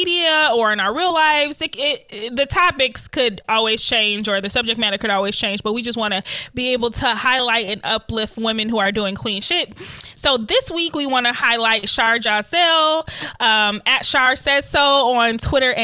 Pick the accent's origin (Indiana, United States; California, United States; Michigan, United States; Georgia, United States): Michigan, United States; Detroit; we grew up in Detroit, both on the same side